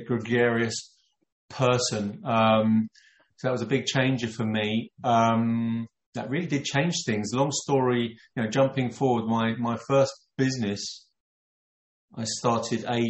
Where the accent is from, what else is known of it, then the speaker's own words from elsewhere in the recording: London, United Kingdom; I was born in London.